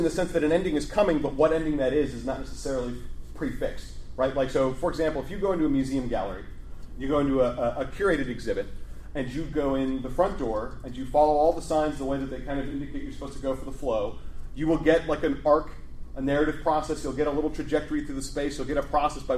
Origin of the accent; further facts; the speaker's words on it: Chicago, Illinois, United States; here's Chicago. This is my hometown.